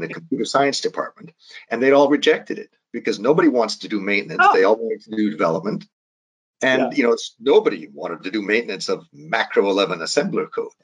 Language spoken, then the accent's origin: English; Calgary, Alberta, Canada; I'm from Calgary. I mean, I was raised on a farm outside of Calgary.